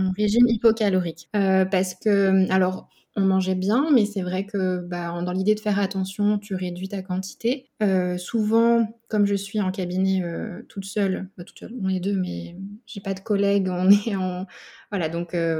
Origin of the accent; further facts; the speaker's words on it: Burgundy, Bourgogne-Franche-Comté, France; moved away as an adult; now in Nice, France; je suis originaire de la Bourgogne et je vis sur Nice depuis deux ans